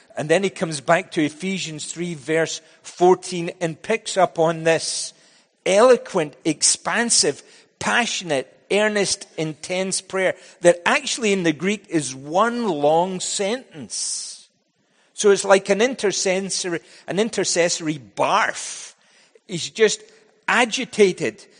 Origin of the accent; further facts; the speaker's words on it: Scotland, United Kingdom; also born or lived in United States; now in Vancouver, Canada; When I was growing up in Scotland